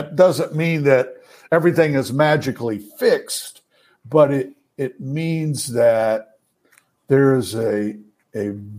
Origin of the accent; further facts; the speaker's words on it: the South, United States; I'm a Southerner. I witnessed it growing up.